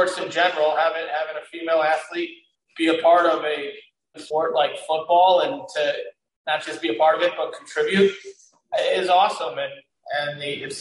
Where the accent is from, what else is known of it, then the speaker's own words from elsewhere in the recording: Carmel, Indiana, United States; also born or lived in San Diego, California; growing up here